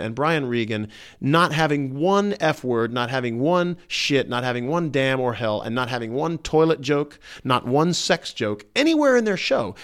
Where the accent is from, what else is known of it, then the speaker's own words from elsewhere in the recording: the Bible Belt, United States; I grew up in the Bible Belt